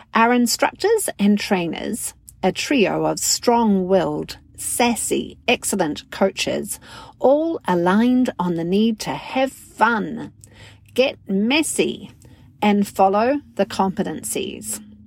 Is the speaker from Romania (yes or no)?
no; New Zealand; now in Wisconsin, United States; I'm a communications coach, a narrative coach, and a mental fitness coach from New Zealand based in the fine state of Wisconsin